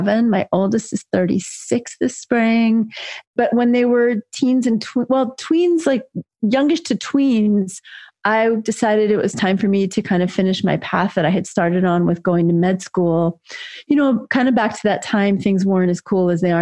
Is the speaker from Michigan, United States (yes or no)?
no; New York City, New York, United States; I grew up in New York City in a housing project, actually, with a single mom in the 60s and 70s.